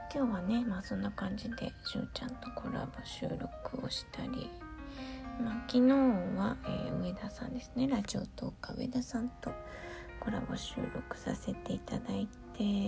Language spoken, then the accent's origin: Japanese; Gunma, Japan; 私の出身地である群馬県